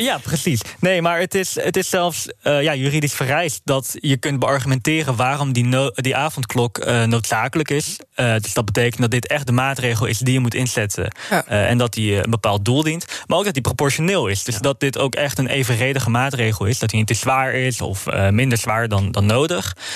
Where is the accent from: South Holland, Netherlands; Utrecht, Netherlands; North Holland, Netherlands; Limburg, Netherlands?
North Holland, Netherlands; Amsterdam; nu ben ik wel een geboren en getogen Amsterdammer.